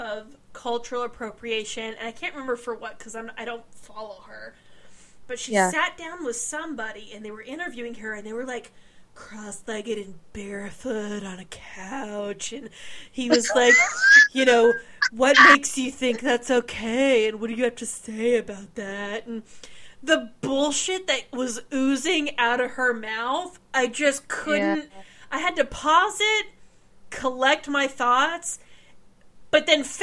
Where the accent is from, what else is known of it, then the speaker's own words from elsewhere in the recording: United States; I'm an American